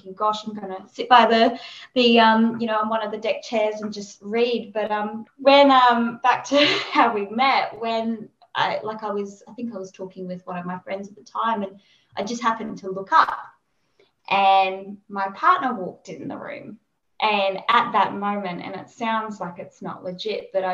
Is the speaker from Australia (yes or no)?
yes; Perth, Western Australia, Australia; moved away; So I'm originally from Perth, so we flew from Perth to Sydney